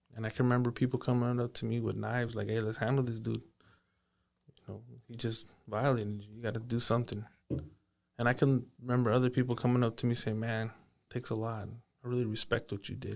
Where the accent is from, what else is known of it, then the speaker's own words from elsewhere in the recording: Paso Robles, California, United States; I grew up in Paso Robles